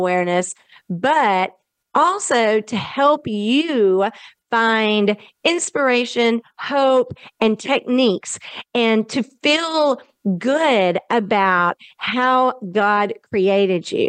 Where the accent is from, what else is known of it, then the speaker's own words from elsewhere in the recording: the South, United States; accent: Southern; my Southern accent